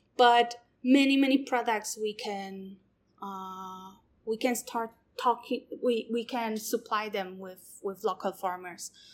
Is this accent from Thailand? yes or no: no; Poland; moved away as an adult; also born or lived in Taiwan; now in Taichung, Taiwan; I'm from Poland.